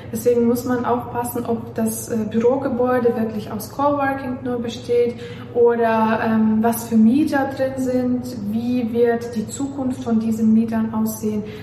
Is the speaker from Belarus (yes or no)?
yes; Belarus; also born or lived in Warsaw, Poland; ich komme ja aus Weißrussland und ich habe ähm, auch in Warschau gelebt